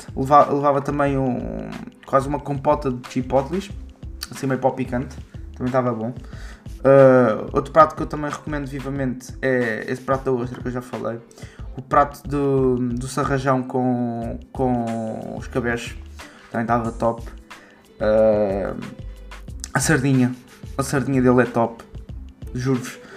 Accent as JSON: {"language": "Portuguese", "region": "Margem Sul", "country": "Portugal", "said": "de onde eu sou, da margem sul"}